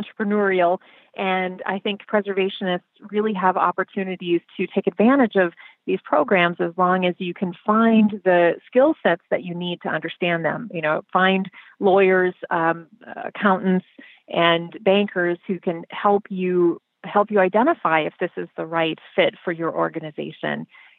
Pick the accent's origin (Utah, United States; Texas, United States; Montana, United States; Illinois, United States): Illinois, United States; And we come from Illinois. We come from the heritage of Daniel Burnham